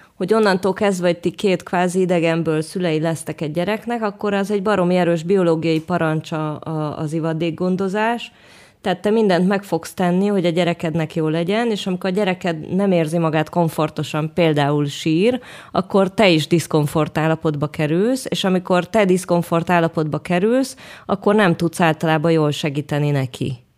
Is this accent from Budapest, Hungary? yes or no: yes; Budapest, Hungary; moved away as an adult; now in Jerusalem, Israel; mentem a zuglóba a babakocsival, meg Óbudán, tudod, ahol így voltak járdák, meg játszóterek, meg ilyen széles terek, úgy nőttem föl.